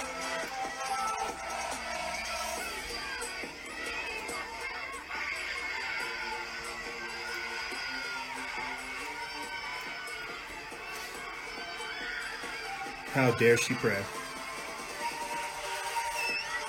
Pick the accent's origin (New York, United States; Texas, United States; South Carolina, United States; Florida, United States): South Carolina, United States; I was brought up in South Carolina, being raised Southern Baptist